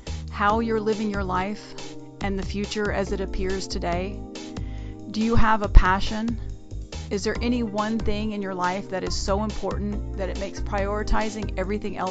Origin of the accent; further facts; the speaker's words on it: United States; I grew up here in America